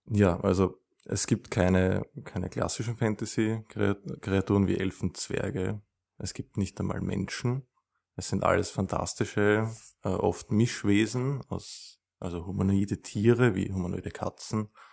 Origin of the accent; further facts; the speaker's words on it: Vienna, Austria; ich komme aus Wien